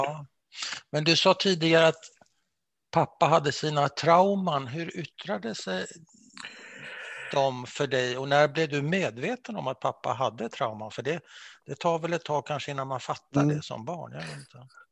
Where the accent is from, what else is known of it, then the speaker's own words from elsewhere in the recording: Sweden; för mig som svensk